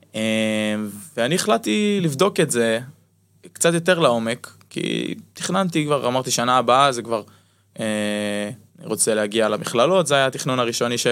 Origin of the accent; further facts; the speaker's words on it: Jezreel Valley, Northern District, Israel; לאולם שאני גדלתי בו בתור ילד, בתור נער בעמק יזרעאל שמשחק כדורסל במועדון